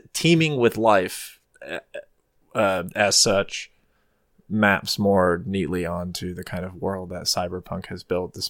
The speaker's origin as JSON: {"language": "English", "region": "the South", "country": "United States", "moved": "as an adult", "lives_now": "New England, United States", "said": "I'm from the south in the United States"}